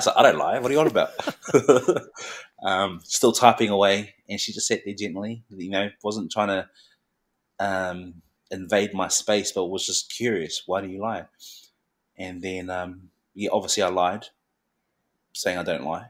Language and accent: English; Christchurch, Canterbury, New Zealand; also born or lived in Mangere, South Auckland; growing up in Christchurch, predominantly, it's predominantly Pakeha